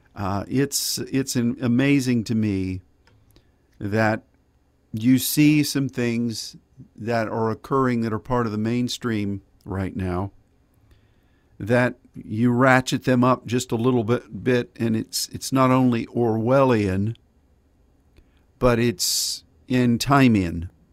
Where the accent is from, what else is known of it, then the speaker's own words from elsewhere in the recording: United States; as an American and as a Christian